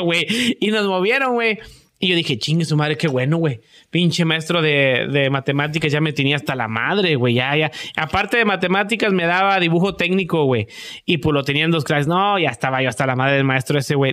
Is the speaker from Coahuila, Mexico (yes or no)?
no; Matamoros, Tamaulipas, Mexico; moved away; somos muy americanizados ahí